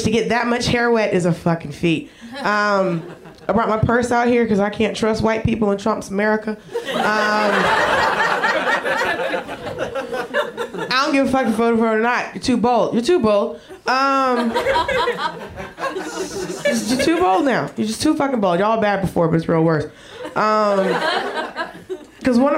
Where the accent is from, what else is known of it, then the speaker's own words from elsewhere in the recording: Georgia, United States; moved away as an adult; now in Los Angeles, United States; I grew up in Georgia